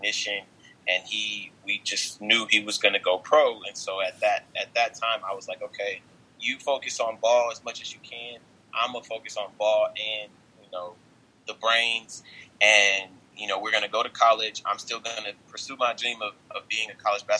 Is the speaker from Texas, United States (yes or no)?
yes; Dallas, Texas, United States; I am from Dallas, Texas